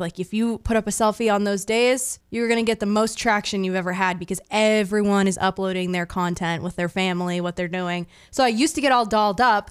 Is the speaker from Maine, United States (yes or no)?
yes; Maine, United States; born and raised.